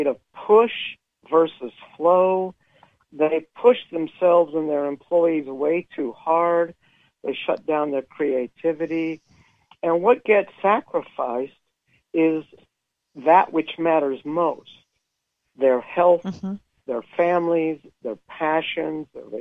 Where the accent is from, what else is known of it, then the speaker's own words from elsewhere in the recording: California, United States; now in Utah, United States; Originally California, but I've lived in Utah for a long time.